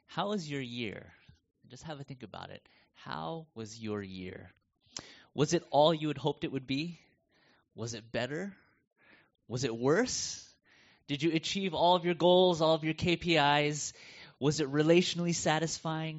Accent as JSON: {"language": "English", "country": "United States", "moved": "as an adult", "lives_now": "Melbourne, Australia", "said": "And you can tell from my accent, I'm not from around here, and so coming from the U.S."}